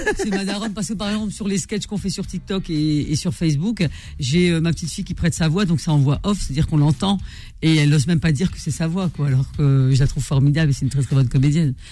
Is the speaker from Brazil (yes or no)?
no; northern France, France; mes parents sont du nord de l'Afrique et moi je suis du nord euh, de la France